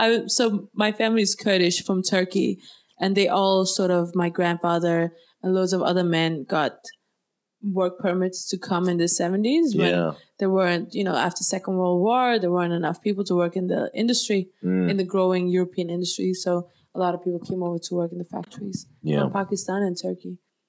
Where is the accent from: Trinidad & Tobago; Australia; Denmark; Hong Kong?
Denmark; Copenhagen, Capital Region of Denmark; I grew up in Copenhagen.